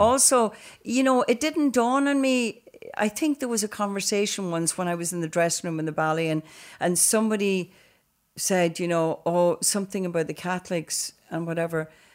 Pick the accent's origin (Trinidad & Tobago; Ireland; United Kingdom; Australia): Ireland; Donegal, Ulster; growing up in Donegal was, um, it was a county